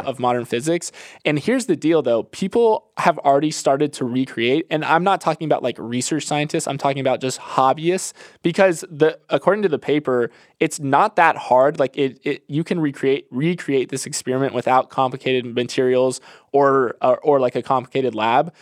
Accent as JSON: {"language": "English", "region": "Florida", "country": "United States", "tie": "born or raised there", "said": "I grew up in Florida"}